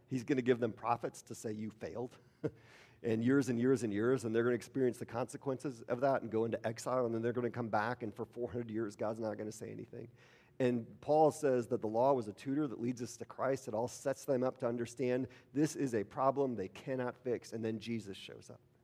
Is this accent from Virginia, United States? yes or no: no; Milwaukee, Wisconsin, United States; I grew up in Milwaukee